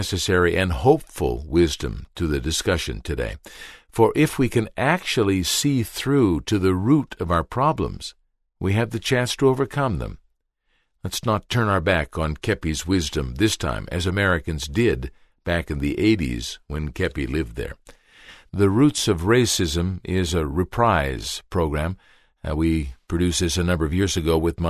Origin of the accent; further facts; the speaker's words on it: Canada; also born or lived in New York; I'm a Canadian, I lived 2 years in New York